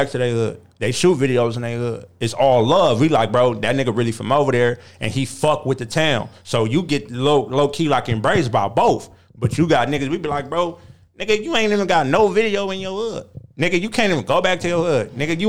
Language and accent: English; San Bernardino, California, United States; everybody know I'm from San Bernardino, I'll come move to L.A.